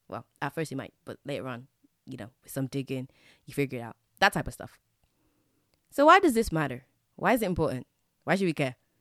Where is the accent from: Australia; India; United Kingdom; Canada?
United Kingdom; England; I grew up in England